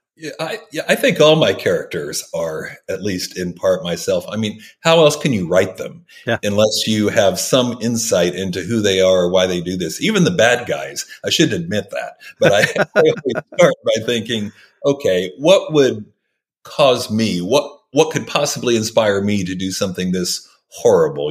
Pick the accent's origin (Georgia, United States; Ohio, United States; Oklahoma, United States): Oklahoma, United States; I grew up in Oklahoma